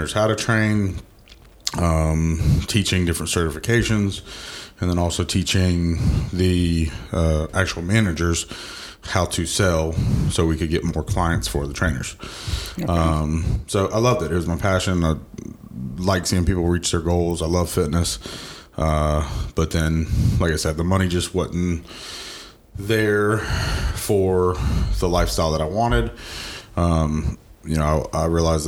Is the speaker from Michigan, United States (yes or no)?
no; Georgia, United States; I'm actually born and raised in Georgia. I grew up here my entire life. Went to Parkview High School